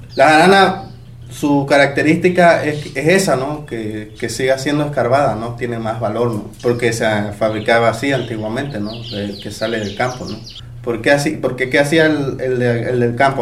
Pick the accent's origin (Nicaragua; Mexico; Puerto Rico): Mexico; also born or lived in Playa del Carmen; mi mamá es de Puebla y mi papá es de aquí, pero siempre hemos vivido aquí. Este, yo me crié aquí